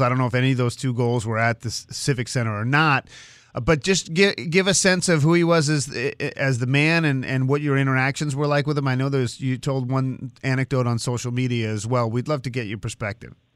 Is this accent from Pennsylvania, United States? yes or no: no; Swampscott, Massachusetts, United States; I grew up in Swampscott, Mass